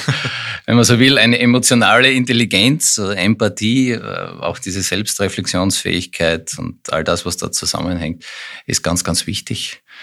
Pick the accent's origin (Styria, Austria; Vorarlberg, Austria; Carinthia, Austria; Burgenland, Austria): Styria, Austria; moved away as an adult; also born or lived in Graz / Vienna; now in Lower Austria, Austria; gebürtiger Steirer